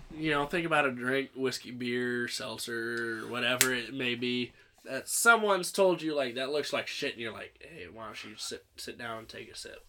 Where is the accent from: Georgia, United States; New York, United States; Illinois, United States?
Illinois, United States; Central; I grew up in Central Illinois